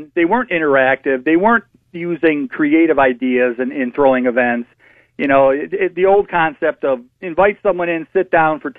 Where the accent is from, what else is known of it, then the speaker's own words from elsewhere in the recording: Parma, Ohio, United States; I grew up in Parma. I went to school in Parma. I no longer live there